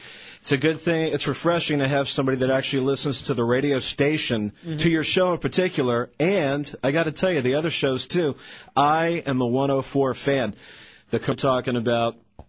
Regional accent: Maryland, United States; I am from Maryland

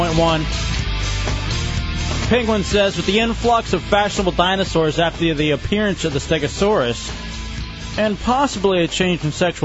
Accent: Texas, United States; growing up in Texas

